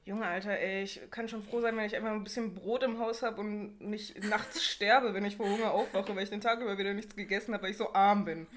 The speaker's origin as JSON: {"language": "German", "town": "Bochum", "region": "North Rhine-Westphalia", "country": "Germany", "said": "bei uns in Wattenscheid halt was. Also in einem Ortsteil von Bochum."}